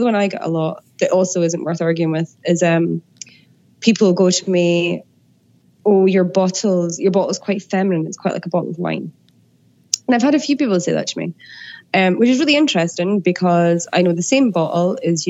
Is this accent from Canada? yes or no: no; Scotland, United Kingdom; they know I'm Scottish